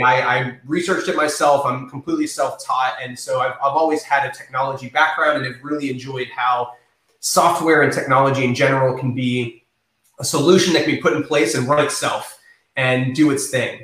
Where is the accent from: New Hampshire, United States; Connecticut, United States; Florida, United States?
Florida, United States; East Lake; also born or lived in St. Petersburg, Florida; I grew up in in North County, um, North North Pinellas, um, the East Lake area